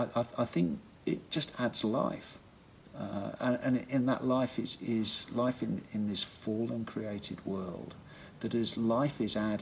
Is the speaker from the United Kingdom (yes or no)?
yes; England, United Kingdom; I was from England